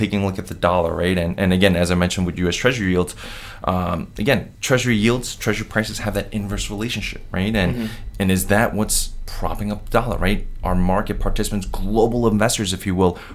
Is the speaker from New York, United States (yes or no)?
yes; New York, United States; I'm from New York